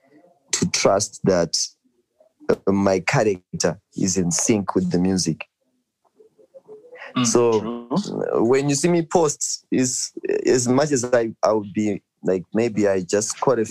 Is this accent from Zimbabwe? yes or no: yes; Zimbabwe; I'm from Cheetah